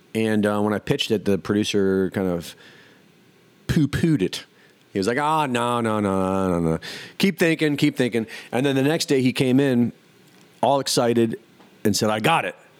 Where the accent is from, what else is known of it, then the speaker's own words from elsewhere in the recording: Cleveland, Ohio, United States; moved away; also born or lived in Jersey City; I grew up in Cleveland